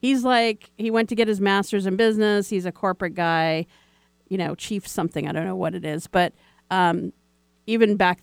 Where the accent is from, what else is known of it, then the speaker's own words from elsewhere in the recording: U.S. Virgin Islands; moved away; I grew up in the Virgin Islands, U.S. Virgin Islands. I'm an island girl, St. Croix